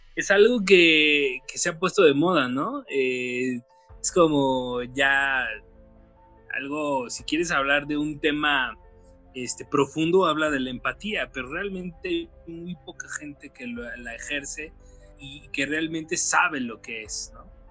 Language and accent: Spanish; Mexico